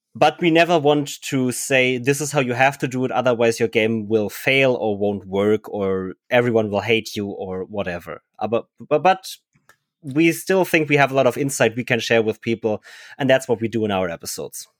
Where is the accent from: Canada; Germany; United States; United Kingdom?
Germany; English is a second language; we were all Germans. We didn't speak English very well at the time